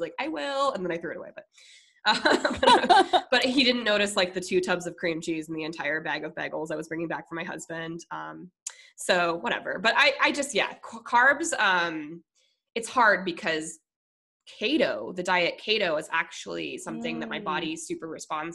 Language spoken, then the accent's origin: English; Minnesota, United States; moved away; also born or lived in Colorado / San Diego; I'm originally from Minnesota, so I'm very Minnesota nice. Like, I'm Midwestern.